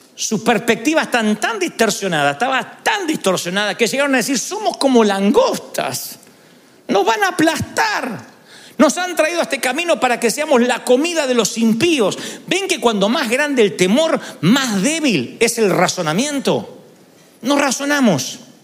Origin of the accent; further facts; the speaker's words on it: Billinghurst, Buenos Aires Province, Argentina; moved away; vamos a Billinghurst, a mi, mi barrio natal